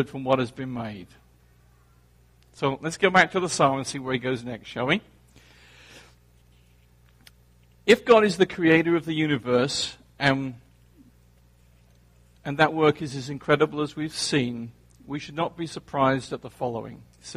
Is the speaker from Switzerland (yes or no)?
no; England, United Kingdom; now in New Jersey, United States; I grew up in England